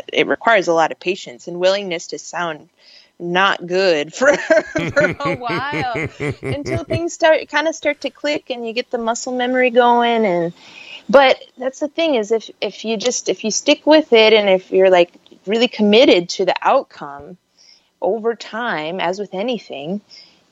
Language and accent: English; Minneapolis, Minnesota, United States; moved away; I am from Camden neighborhood, which is on the north side of the city, like 42nd and Lindale, across from Weber Parkway